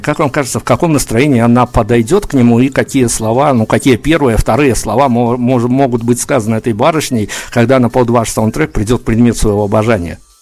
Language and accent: Russian; Belarus